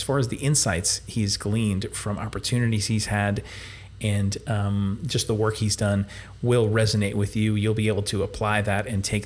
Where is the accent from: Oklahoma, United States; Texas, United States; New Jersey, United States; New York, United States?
New Jersey, United States; we're both from New Jersey